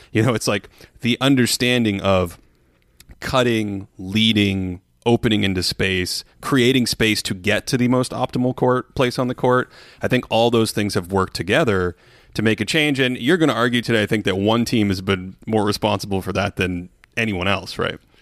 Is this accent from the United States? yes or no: yes; Boston, Massachusetts, United States; I grew up in Boston.